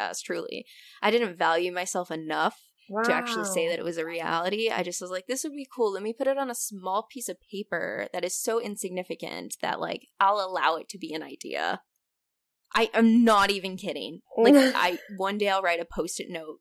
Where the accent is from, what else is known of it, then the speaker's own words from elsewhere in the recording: Southern California, United States; now in Chicago, United States; I was from Southern California. That's what I grew up on, hiking. But I'm in Chicago